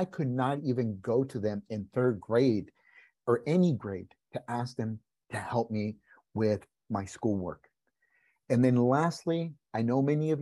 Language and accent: English; California, United States; first language Spanish; English is a second language; also born or lived in Mexico; I was born in California. A month after I was born, we moved back to Mexico, lived there until I was 5 years old. We came back to California and stayed.